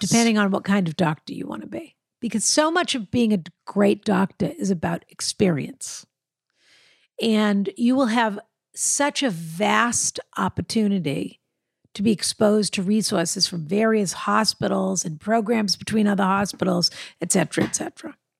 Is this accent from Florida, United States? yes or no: no; Boston, Massachusetts, United States; I'm a Bostonian